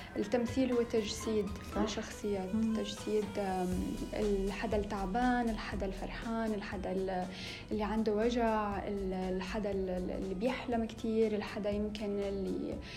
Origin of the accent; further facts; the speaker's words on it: Syria; moved away as an adult; also born or lived in Homs / Damascus / Manchester; انا من سوريا من آه، نصي حمصي ونصي من الشام